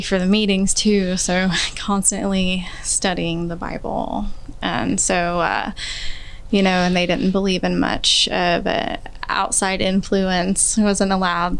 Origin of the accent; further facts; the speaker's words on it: Kansas City, Missouri, United States; I grew up here in Kansas City, um, all around Kansas City, anywhere from 58th and Harrison all the way to the Northland